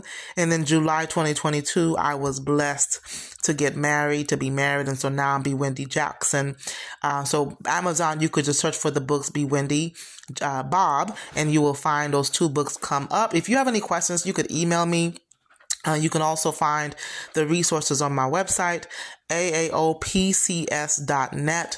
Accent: St. Lucia; my hometown, St. Lucia

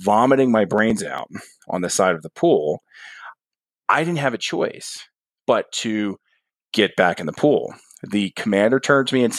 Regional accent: New Jersey, United States; moved away; I'm a guy from New Jersey. There weren't any pools in my backyard.

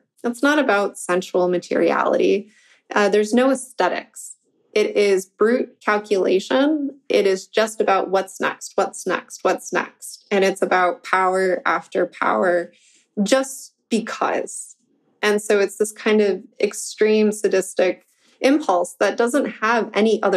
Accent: Michigan, United States; I'm from Michigan

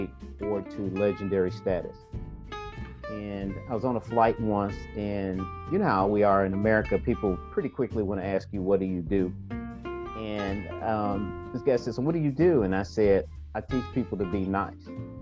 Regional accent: St. Louis, Missouri, United States; I grew up in a single parent home with my mother and my grandmother in the largest housing project in St. Louis, my hometown

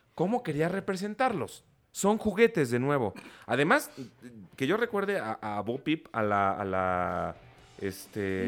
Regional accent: Mexico; nosotros como sociedad mexicana

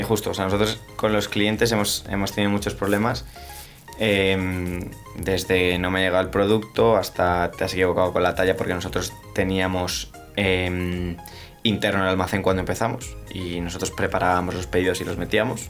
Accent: Spain; somos los españoles

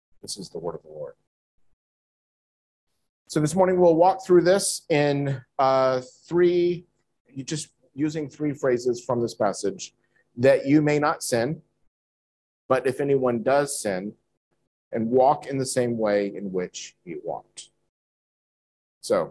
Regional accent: United States; moved away; in my home country, in America

